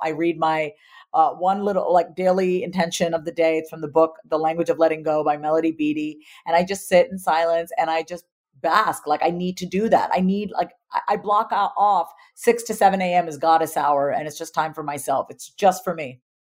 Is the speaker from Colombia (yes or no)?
no; India; as an Indian woman